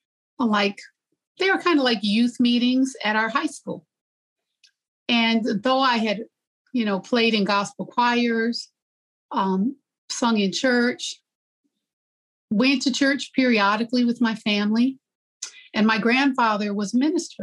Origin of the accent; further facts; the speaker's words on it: Gary, Indiana, United States; I was growing up in Gary